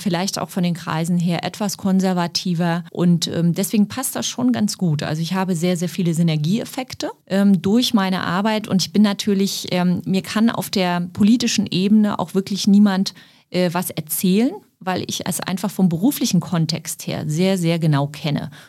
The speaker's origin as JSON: {"language": "German", "region": "Berlin", "country": "Germany", "tie": "born or raised there", "said": "Für mich ist Mitte. Ich bin im Osten groß geworden. Ich lebe im Osten."}